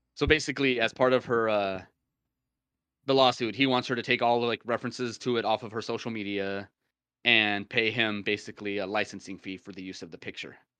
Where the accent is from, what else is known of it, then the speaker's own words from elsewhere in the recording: United States; I'm American